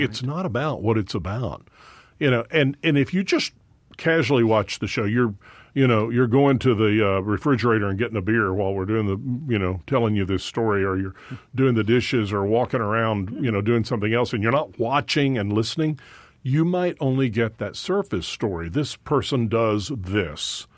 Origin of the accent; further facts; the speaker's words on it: Dallas, Texas, United States; I was born in Dallas